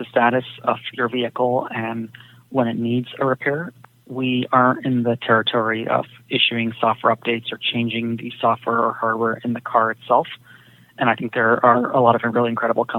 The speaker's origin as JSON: {"language": "English", "area": "Silicon Valley", "region": "California", "country": "United States", "tie": "born or raised there", "said": "I grew up in the Silicon Valley"}